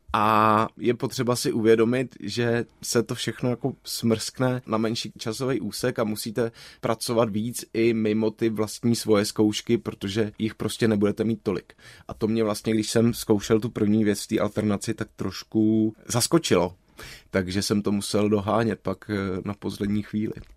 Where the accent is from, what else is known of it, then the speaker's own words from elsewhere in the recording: Prague, Czechia; also born or lived in Plzeň / London; jsem Pražák a vlastně jsem nikdy neměl v úmyslu tu Prahu úplně opustit, tak to pro mě byla v tomhle příjemná změna, že jsem se dostal zpátky domů